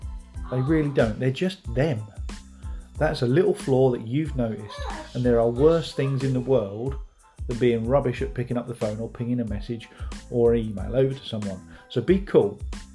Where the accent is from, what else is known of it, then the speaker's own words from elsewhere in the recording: East of England, United Kingdom; Ben and Ella's Farm Shop over at Baythorn End, which is a tiny hamlet near my hometown.